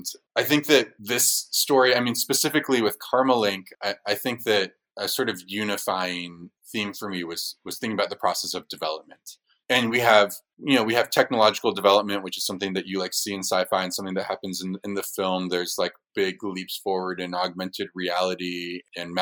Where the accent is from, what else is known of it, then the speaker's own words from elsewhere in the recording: Silicon Valley, California, United States; we grew up in Silicon Valley